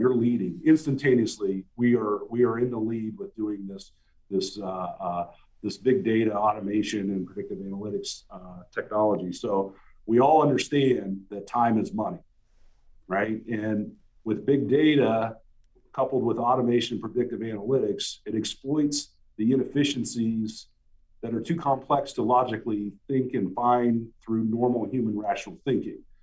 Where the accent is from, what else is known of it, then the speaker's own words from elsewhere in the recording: Ohio, United States; moved away as an adult; I was coming back home to my hometown where I was born and raised.